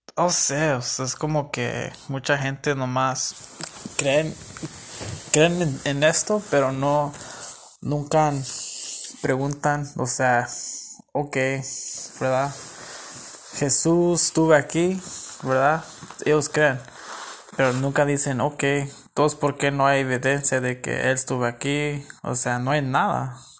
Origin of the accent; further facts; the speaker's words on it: California, United States; yo soy de, de Estados Unidos, me crecí en California y todo. Mis papás son mexicanos